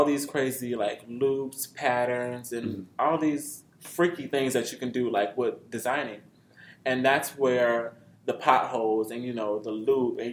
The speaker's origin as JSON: {"language": "English", "town": "Chicago", "region": "Illinois", "country": "United States", "tie": "born or raised there", "said": "I grew up in Chicago"}